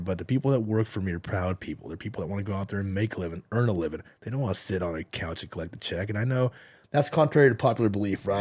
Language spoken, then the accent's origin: English; United States; I'm here. I was born here.